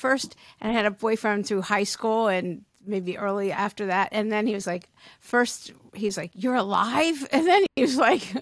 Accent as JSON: {"language": "English", "region": "East Coast", "country": "United States", "moved": "as an adult", "lives_now": "California, United States", "said": "I'm from the East Coast originally"}